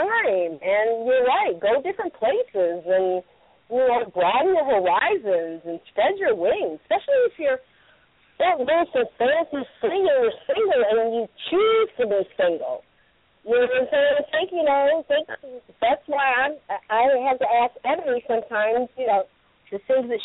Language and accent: English; Michigan, United States; now in California, United States; I'm originally from Michigan